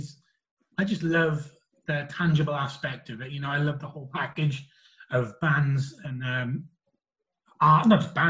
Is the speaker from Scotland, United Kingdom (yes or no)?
no; Pontypool, Wales, United Kingdom; I come from Wales